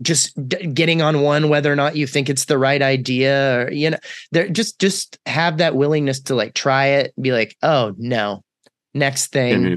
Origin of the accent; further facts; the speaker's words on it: Texas, United States; moved away as an adult; also born or lived in North Carolina; I'm from Texas